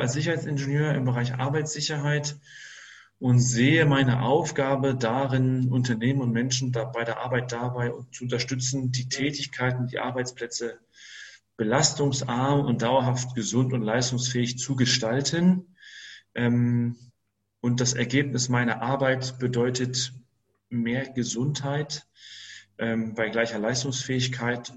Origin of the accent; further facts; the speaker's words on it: Greater Hamburg area, Germany; moved away as an adult; also born or lived in Saxony-Anhalt; ich bin aus dem Großraum Hamburg, habe ich mich nach Sachsen-Anhalt orientiert